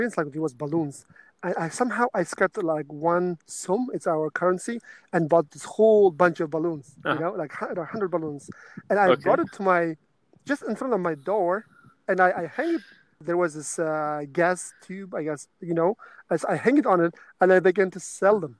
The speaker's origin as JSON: {"language": "English", "town": "Karshi", "region": "Qashqadaryo Region", "country": "Uzbekistan", "tie": "born or raised there", "also_born_or_lived": "Denmark", "moved": "as an adult", "said": "I was born in Uzbekistan"}